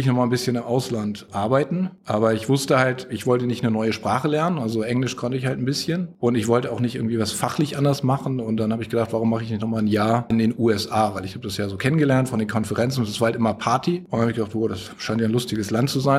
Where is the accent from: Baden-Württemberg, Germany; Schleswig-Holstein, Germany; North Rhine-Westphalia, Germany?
Schleswig-Holstein, Germany; Flensburg; now in United States; wie man aus meiner Heimat sagt